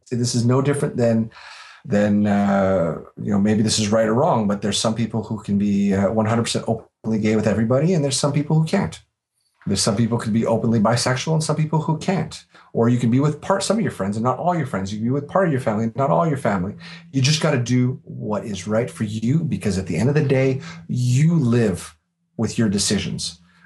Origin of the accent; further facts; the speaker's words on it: Canada; I'm Canadian. I live in Canada